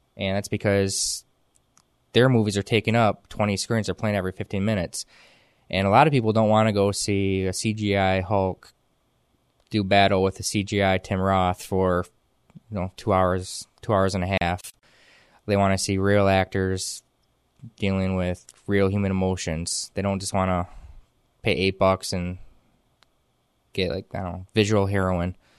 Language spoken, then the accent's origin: English; Whitehall, Michigan, United States; now in Muskegon, United States; I'm from Whitehall. I was raised in Whitehall most of my life. I graduated from Whitehall High School.